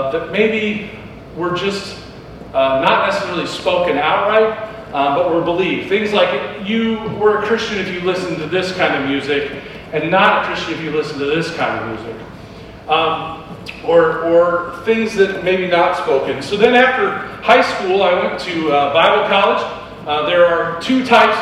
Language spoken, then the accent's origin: English; Midwest, United States; moved away; also born or lived in New Hampshire; I grew up in the Midwest. And in the Midwest, we had this cultural belief